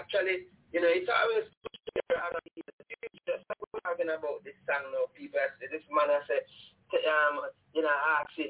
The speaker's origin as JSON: {"language": "English", "country": "Jamaica", "tie": "born or raised there", "said": "when we were growing up in Jamaica"}